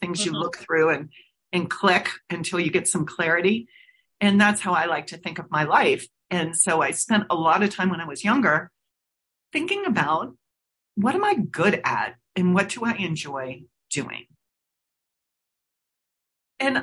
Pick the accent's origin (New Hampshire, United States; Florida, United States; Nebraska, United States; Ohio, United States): Ohio, United States; Cincinnati; I'm originally from Cincinnati, Ohio. So think of myself as a Midwesterner, and I grew up on a college campus on a football field, basically